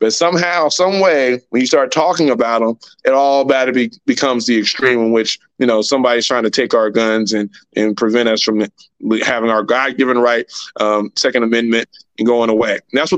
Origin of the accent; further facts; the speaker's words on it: United States; But as an American, I should be able to have both.